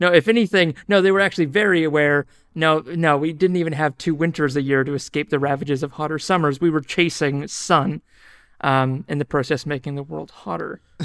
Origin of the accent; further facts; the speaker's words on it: New Zealand; moved away as an adult; also born or lived in Australia; now in Auckland, New Zealand; I am a New Zealander and I'm a Kiwi